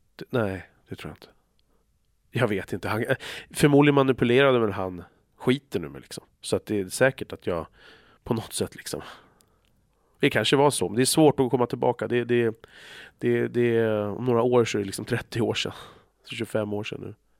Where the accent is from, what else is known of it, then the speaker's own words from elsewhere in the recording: Stockholm, Stockholm County, Sweden; där vi växte upp så fanns det utanför i Bandhagen